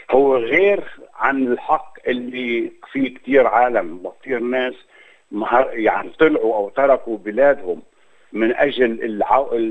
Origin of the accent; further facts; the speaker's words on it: Jerusalem, Palestine; انا من مواليد القدس وتربيت من مواليد القدس وكبرت في القدس وتعلمت في القدس